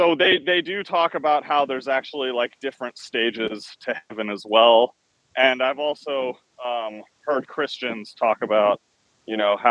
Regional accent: Iran; moved away; I'm from Iran originally

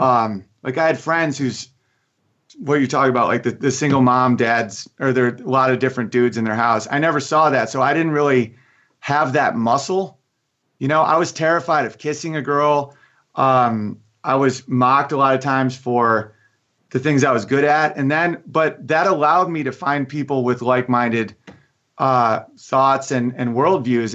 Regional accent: Oswego, New York, United States; moved away as an adult; also born or lived in Los Angeles; I'm from Oswego, New York

